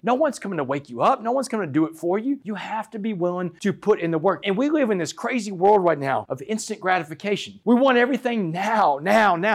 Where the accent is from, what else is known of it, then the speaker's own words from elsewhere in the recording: Port Arthur, Texas, United States; I grew up in Port Arthur, Texas